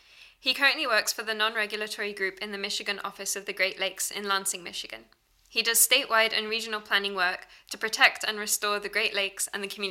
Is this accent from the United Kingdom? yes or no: no; Road Town, British Virgin Islands; moved away as an adult; now in Maine, United States; So I grew up in the British Virgin Islands on the island of Tortola, which is the main island there.